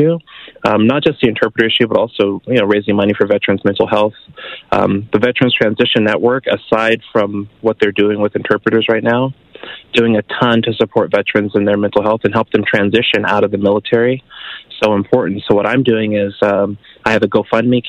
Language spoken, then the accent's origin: English; California, United States; moved away as an adult; also born or lived in Fort Richardson, Alaska; now in Canada; I'm originally from California.